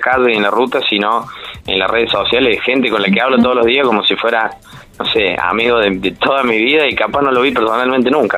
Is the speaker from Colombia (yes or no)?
no; Córdoba, Argentina; como buen cordobés bastante sociable